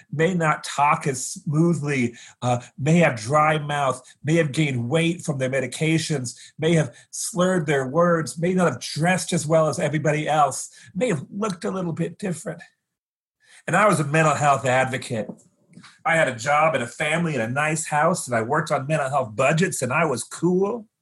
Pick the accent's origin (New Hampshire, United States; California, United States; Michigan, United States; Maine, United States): California, United States; Fresno; I grew up in Fresno, California, a desert kind of town that's been irrigated